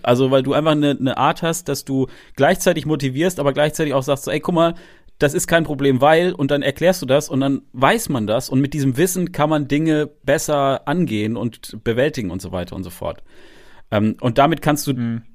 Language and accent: German; Freiburg, Baden-Württemberg, Germany; moved away; ich komme ja eigentlich aus Freiburg, ich bin gebürtiger Freiburger